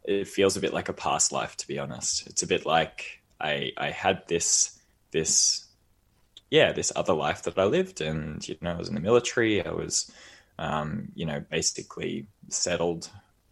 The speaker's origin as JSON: {"language": "English", "country": "Australia", "moved": "as an adult", "said": "I'm Australian, I'm a bit of a barista"}